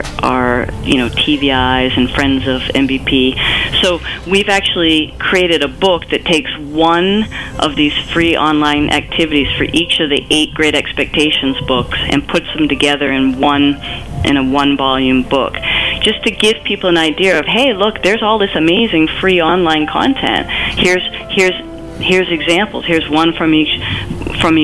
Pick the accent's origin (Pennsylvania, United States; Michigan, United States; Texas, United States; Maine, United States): Maine, United States; also born or lived in Boston; I was born and raised in Maine